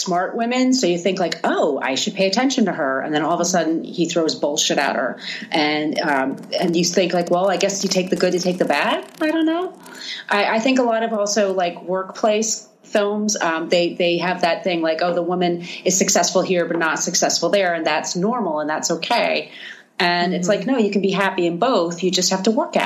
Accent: New York City, New York, United States; I'm a New Yorker. And I was a young woman dating in New York at the scene

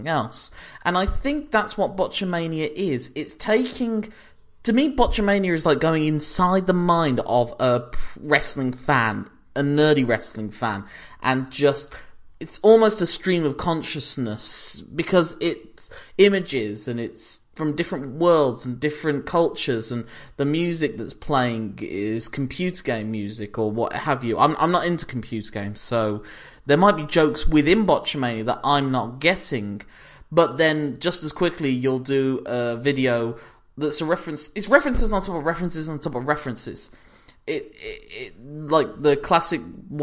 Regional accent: Birmingham, West Midlands, United Kingdom; I'm from Birmingham

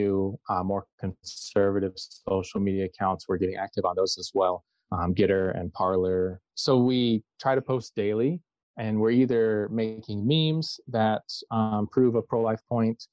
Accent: Southeast Michigan, United States; I'm from Southeast Michigan

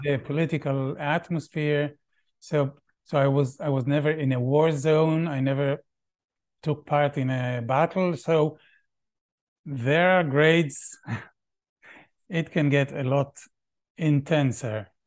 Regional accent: Tel Aviv, Tel Aviv District, Israel; English is a second language; moved away as an adult; also born or lived in Vienna, Austria / Valparaíso, Chile; now in Chile; I grew up in Tel Aviv. I lived in Israel until I was twenty-eight

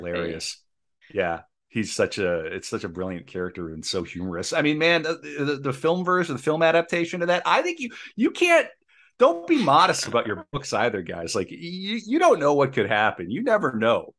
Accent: Midwest, United States; now in Saint Paul, United States; I come from the Midwest

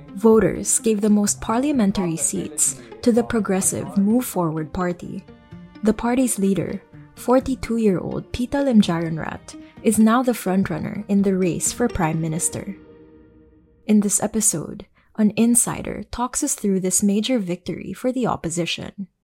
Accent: Philippines; us as Filipino citizens

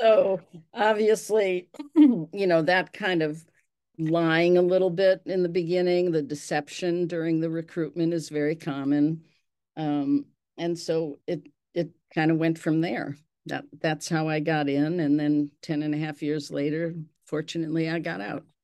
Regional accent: Milwaukee, Wisconsin, United States; I was raised in Milwaukee in the Serbian community

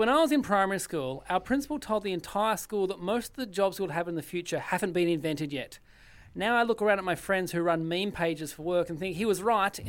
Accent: Tasmania, Australia; moved away; I grew up in Tassie

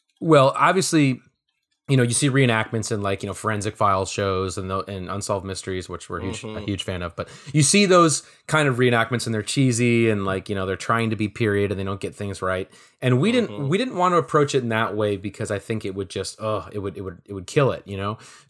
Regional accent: Minneapolis, Minnesota, United States; You know, I grew up in Minneapolis, and I remember literally taking the bus to the Mall of America

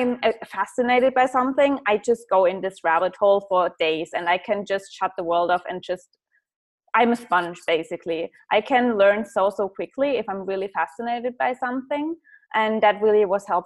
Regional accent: Germany; English is a second language; I come from a small town

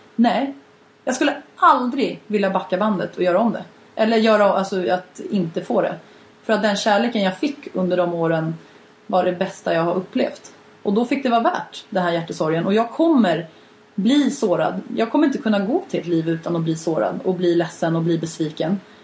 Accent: Sweden; som svensk

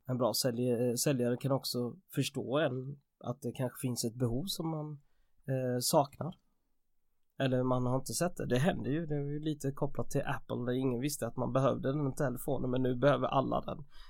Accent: Jönköping, Jönköping County, Sweden; moved away as an adult; also born or lived in England / Piteå; Jag är ju från Jönköpingsbro från början

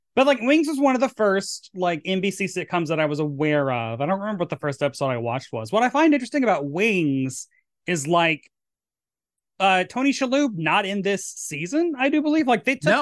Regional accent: Murfreesboro, Tennessee, United States; moved away; my hometown of Murfreesboro, Tennessee

